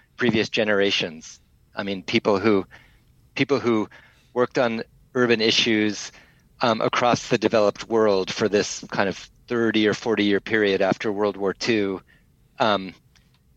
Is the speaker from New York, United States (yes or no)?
no; Boulder, Colorado, United States; moved away as an adult; also born or lived in San Francisco; now in Sydney, Australia; I grew up in Boulder, Colorado. So a small town in the mountains